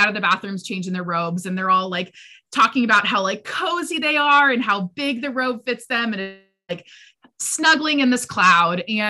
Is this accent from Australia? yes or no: no; United States